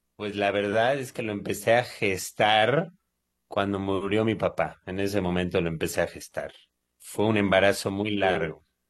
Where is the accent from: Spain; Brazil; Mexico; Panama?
Mexico; moved away; also born or lived in Israel; yo soy mexicano, yo soy mexicano, a pesar de mi apariencia, este, yo soy absolutamente mexicano. Yo nací en México y viví, pues, mm, cuatro quintas partes de mi vida en México